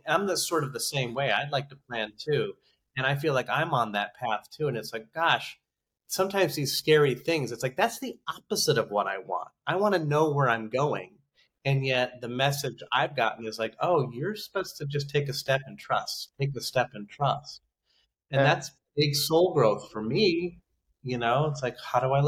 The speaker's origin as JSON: {"language": "English", "region": "Idaho", "country": "United States", "said": "I'm a guy from Idaho"}